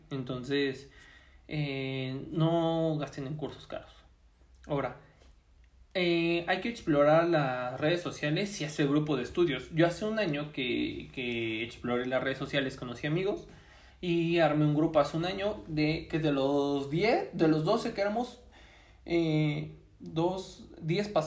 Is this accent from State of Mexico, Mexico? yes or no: no; Puebla, Mexico; Ah, pues yo soy de Puebla